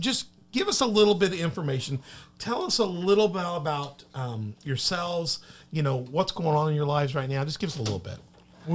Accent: Destin, Florida, United States; No, I love Destin. I love that. I grew up in Destin. I love it.

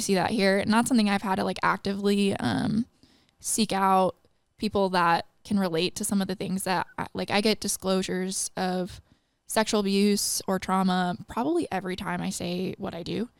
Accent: Midwest, United States; now in Singapore; I grew up in the Midwest

